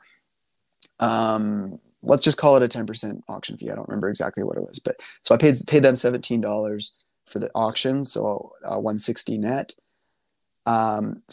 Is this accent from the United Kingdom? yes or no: no; Canada; being a Canadian